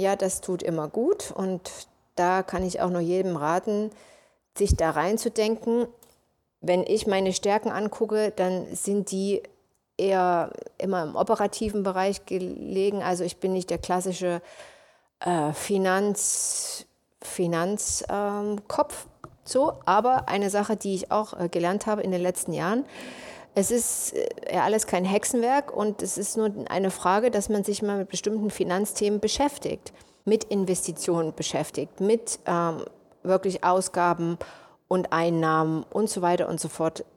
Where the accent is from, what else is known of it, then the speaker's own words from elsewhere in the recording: Leipzig, Saxony, Germany; moved away as an adult; also born or lived in United States; ich komme aus Leipzig und gehöre auch zu der Generation, wo die Mauer noch da stand